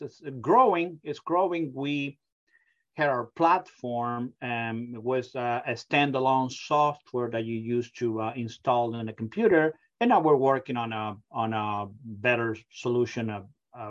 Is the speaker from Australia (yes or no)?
no; Argentina; English is a second language; moved away as an adult; now in United States; You can probably pick up my accent. I come from a very far away country, from Argentina.